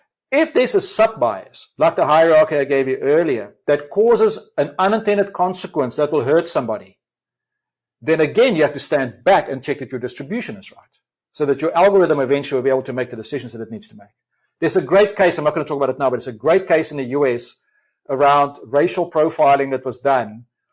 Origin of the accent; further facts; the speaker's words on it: South Africa; accent: South African; I've got a kind of a convoluted kind of South African come whatever other accent.